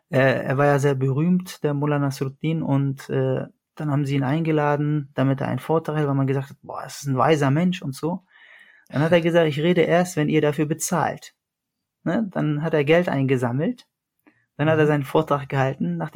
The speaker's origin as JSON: {"language": "German", "town": "Iskenderun", "region": "Hatay", "country": "Turkey", "tie": "born there", "said": "Das wäre Iskenderun, da wo ich geboren bin."}